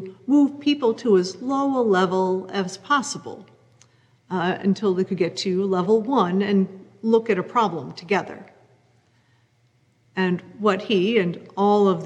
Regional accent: New England, United States; growing up in New England in a white, Protestant, middle-class family

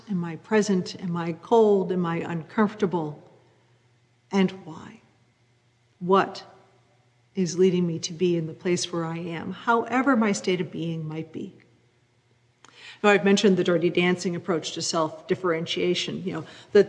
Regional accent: New England, United States; growing up in New England in a white, Protestant, middle-class family

